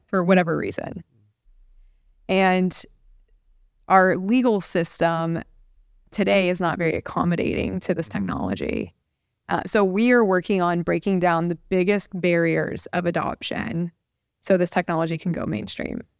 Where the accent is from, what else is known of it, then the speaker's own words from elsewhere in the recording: Central Florida, United States; moved away as an adult; also born or lived in Washington, D.C.; I'm a native Floridian. I grew up in Central Florida.